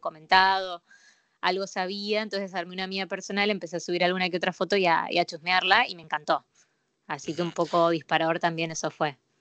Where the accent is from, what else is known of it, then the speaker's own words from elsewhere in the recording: Buenos Aires, Argentina; soy porteño